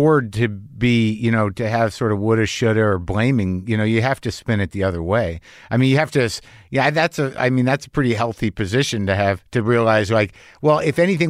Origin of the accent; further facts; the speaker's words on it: Albuquerque, New Mexico, United States; when I grew up in Albuquerque, it was probably 70% Latino